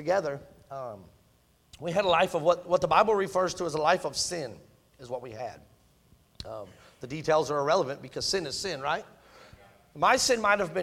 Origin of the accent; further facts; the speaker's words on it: Michigan, United States; I'm a Yankee, in case you didn't know that, I'm from Michigan. And that's just what we did growing up